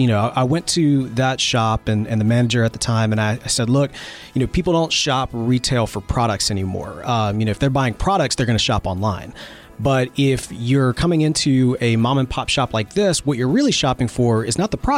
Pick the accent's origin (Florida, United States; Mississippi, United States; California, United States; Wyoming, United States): Mississippi, United States; do get a lot of criticism from time to time from Mississippians who don't think that I sound like I'm from Mississippi. My accent probably is not, as strong.